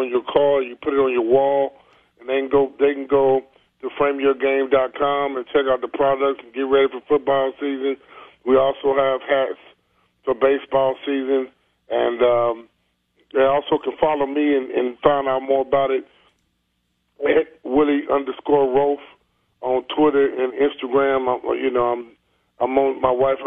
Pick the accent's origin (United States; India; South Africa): United States; Pine Bluff, Arkansas; my hometown of Pine Bluff